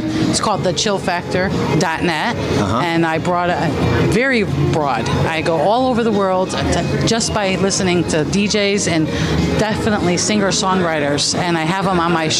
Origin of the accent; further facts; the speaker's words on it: Connecticut, United States; I'm from Connecticut, US of A, definitely.